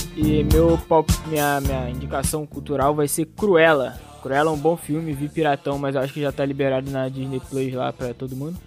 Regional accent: Rio de Janeiro, Brazil; a gente é do Rio

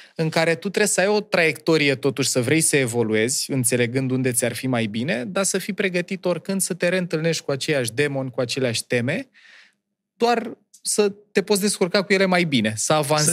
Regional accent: Ploiești, Prahova, Romania; moved away; Eu am copilărit în Ploiești, în uh, cartierul Nord, pe strada Cameliei

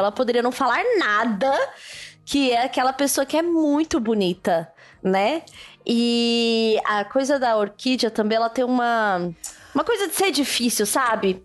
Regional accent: São Paulo, Brazil; also born or lived in Núcleo Bandeirante, Federal District; eu nasci, né, na Zona Leste de São Paulo, fui criada muito tempo aqui pela minha avó paterna

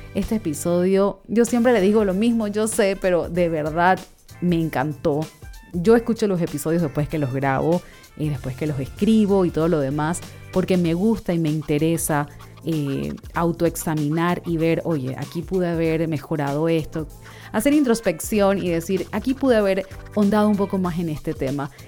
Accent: Panama; soy de Panamá, vivo actualmente en Panamá

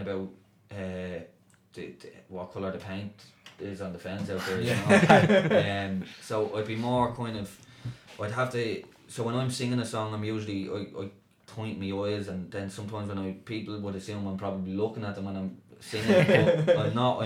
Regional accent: Dublin, Leinster, Ireland; I grew up just off Dorset Street there, Smithfield there, between Smithfield and Dorset Street

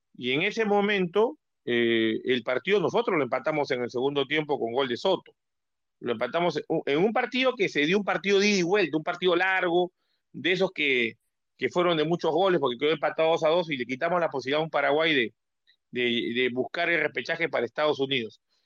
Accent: Peru; como peruano

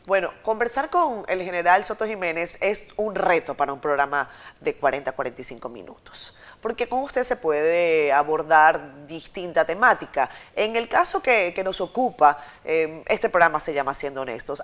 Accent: Venezuela; now in Dominican Republic; yo como una venezolana con el corazón afincado en esta, en esta patria, en República Dominicana

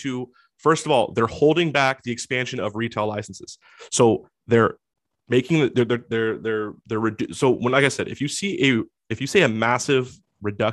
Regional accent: Washington, United States; Washington, my home state

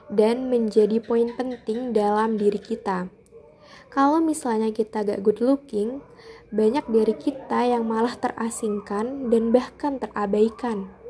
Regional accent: Jepara, Central Java, Indonesia; aku dari Jepara.

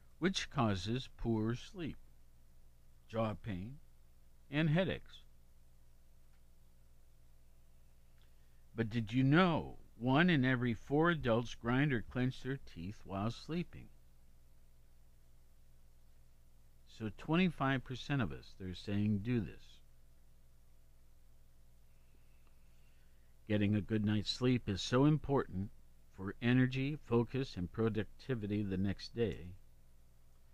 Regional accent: Columbus, Ohio, United States; also born or lived in Worthington, Ohio; It's my hometown

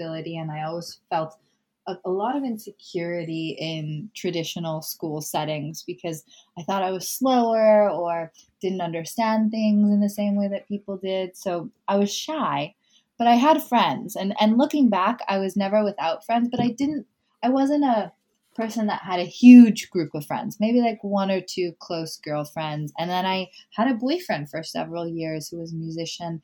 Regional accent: Malibu, California, United States; also born or lived in Topanga, California; I grew up in Malibu and in Topanga and all of these little tiny communities that are just not Los Angeles

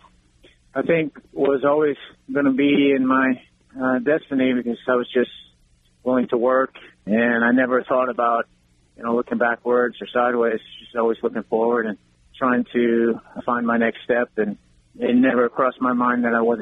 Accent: Seabrook, Texas, United States; also born or lived in Florida; now in Richmond, United States; I grew up in Seabrook, Texas. It's close to Houston

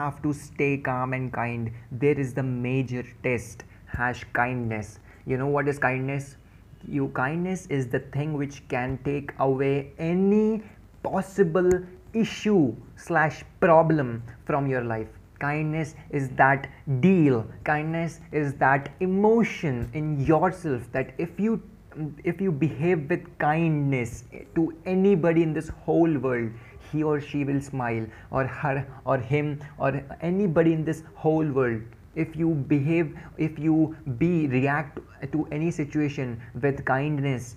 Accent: Dehradun, Uttarakhand, India; I'm from Dehradun.

